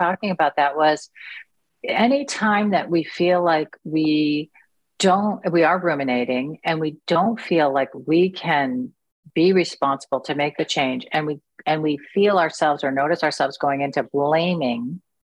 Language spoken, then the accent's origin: English; United States; I'm just an American